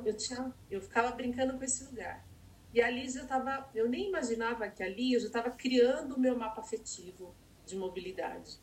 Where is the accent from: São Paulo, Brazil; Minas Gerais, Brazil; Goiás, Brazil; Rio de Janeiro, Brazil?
São Paulo, Brazil; eu nasci na Vila Santa Catarina. Então, na Vila Santa Catarina, que é Zona Sul